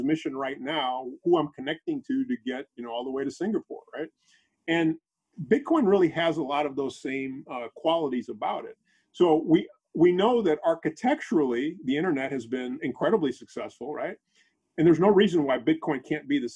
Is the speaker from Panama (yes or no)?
yes; Panama; moved away; my country, I'm from Panama originally